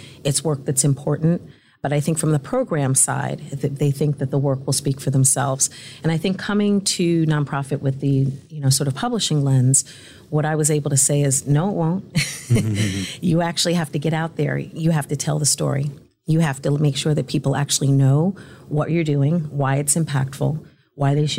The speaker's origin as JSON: {"language": "English", "town": "New York City", "region": "New York", "country": "United States", "tie": "born or raised there", "said": "I'm a native New Yorker, born and raised in Brooklyn, have never lived anywhere else"}